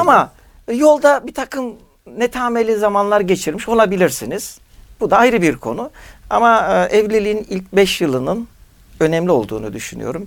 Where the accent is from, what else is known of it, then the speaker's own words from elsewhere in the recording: Turkey; Türkiye'de doğmuşuz.